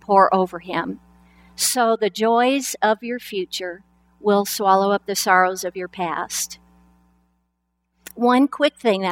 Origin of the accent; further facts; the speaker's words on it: Lapwai, Idaho, United States; I was born in Lapway, Idaho. We never went anywhere. We didn't even go to the state capital. We just stayed in Lapway.